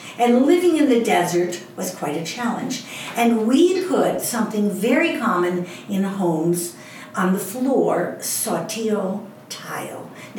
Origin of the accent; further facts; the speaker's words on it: Midwest, United States; moved away as an adult; also born or lived in Arizona; David and I grew up in the Midwest. We moved to Arizona, which was a significant change.